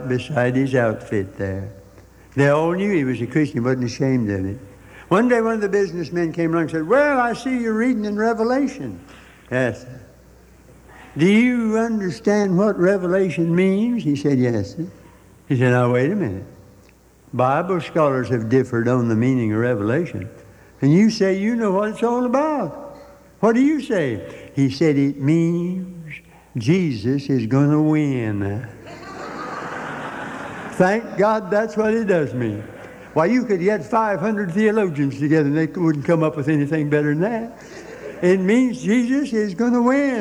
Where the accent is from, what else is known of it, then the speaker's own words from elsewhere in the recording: United States; as an American